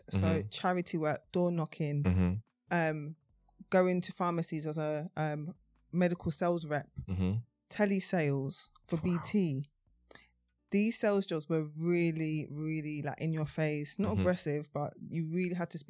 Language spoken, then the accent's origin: English; Mitcham, London, United Kingdom; also born or lived in Croydon; I moved from Croydon when I was two, and then eventually I moved back anyway. So more of my upbringing was in Mitcham.